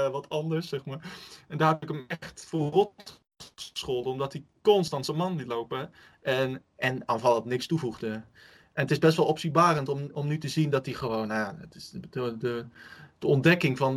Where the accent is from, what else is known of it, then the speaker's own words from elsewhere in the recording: Utrecht, Netherlands; wat, ons dan eh, als Utrechters enorm frustreert is